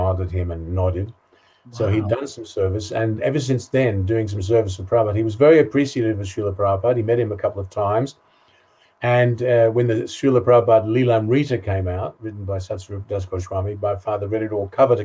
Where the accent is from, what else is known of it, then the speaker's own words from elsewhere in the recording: Sydney, New South Wales, Australia; moved away as an adult; also born or lived in Essex, England / Western Australia; now in Ireland; I grew up in Sydney